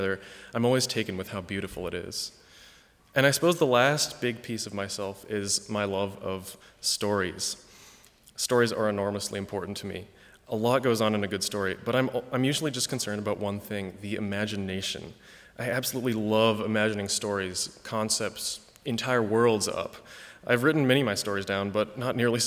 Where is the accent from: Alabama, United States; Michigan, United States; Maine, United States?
Michigan, United States; East Lansing; I grew up in East Lansing, Michigan, although my parents are from Canada and Hong Kong